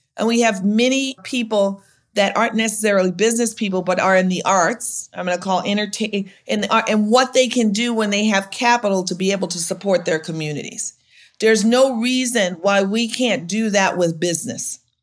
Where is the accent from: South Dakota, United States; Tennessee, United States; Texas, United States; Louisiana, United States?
Louisiana, United States; now in Chicago, United States; I'm from Louisiana